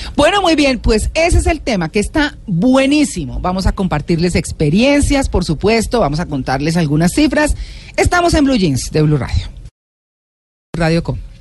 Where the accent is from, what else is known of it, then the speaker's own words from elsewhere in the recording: Colombia; nosotros como colombianos